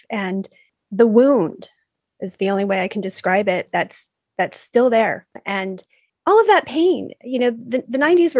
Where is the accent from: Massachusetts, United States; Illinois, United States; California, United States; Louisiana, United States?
California, United States; Valencia; I was at CalArts during that time and I came from Valencia. Like it was just so beige